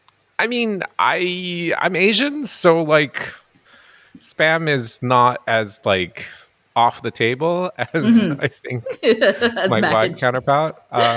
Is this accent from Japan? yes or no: yes; Japan; now in Montreal, Canada; I'm a first generation immigrant. I grew up in Japan. I moved to North America.